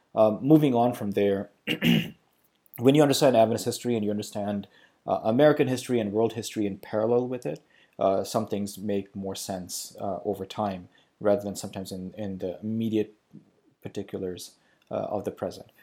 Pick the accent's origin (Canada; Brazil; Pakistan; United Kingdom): Pakistan; moved away; also born or lived in Sri Lanka; I grew up in Pakistan. I was born in Sri Lanka. I grew up in Pakistan.